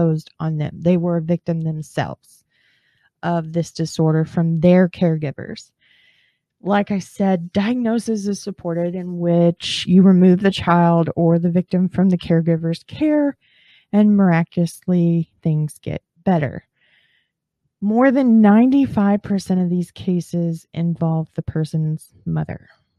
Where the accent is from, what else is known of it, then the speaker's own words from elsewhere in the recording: northern Texas, United States; I'm from northern Texas and not down in the bayou